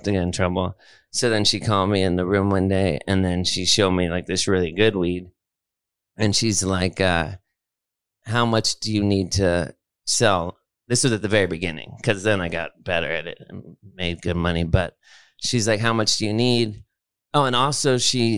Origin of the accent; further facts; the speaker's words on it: Los Angeles, California, United States; I grew up in Los Angeles